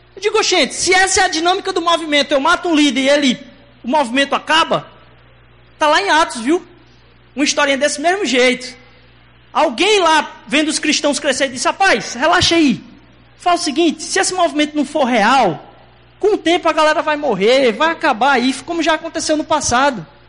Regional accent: Recife, Pernambuco, Brazil; accent: heavy Recife accent; now in Recife, Brazil; a gente é importado de, outro, de outra terra lá. E vocês vão perceber que meu sotaque é um pouco mais carregado

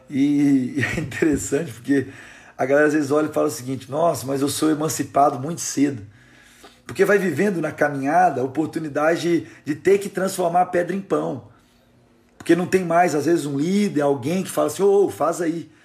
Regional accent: Minas Gerais, Brazil; Eles vieram com a equipe lá da Sal da Terra, lá em Fabriciano, lá em Minas Gerais, lá da minha região.

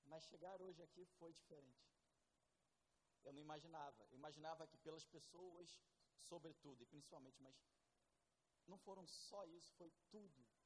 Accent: Brazil; accent: Brazilian; moved away as an adult; now in France; o meu sotaque ainda é muito brasileiro

